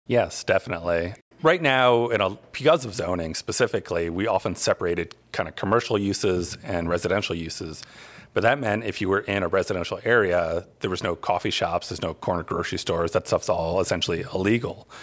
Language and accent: English; Albany, New York, United States; now in Asheville, United States; I'm originally from Albany, New York